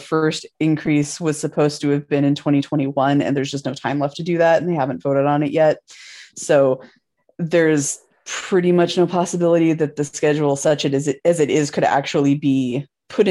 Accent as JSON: {"language": "English", "region": "Washington", "country": "United States", "tie": "born or raised there", "said": "that's my home state"}